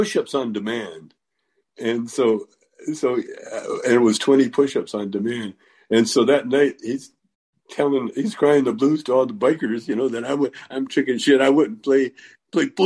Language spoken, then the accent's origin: English; Calgary, Alberta, Canada; moved away; I grew up in Calgary in the country